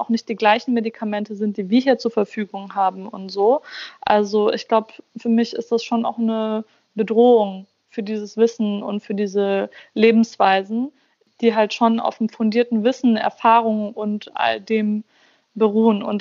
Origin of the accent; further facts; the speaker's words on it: Germany; Also in meiner Heimatstadt in Deutschland, wo ich aufgewachsen bin quasi